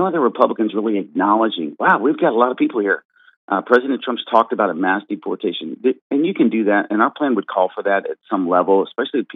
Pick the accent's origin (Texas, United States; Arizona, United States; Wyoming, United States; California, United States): Texas, United States; I'm from Texas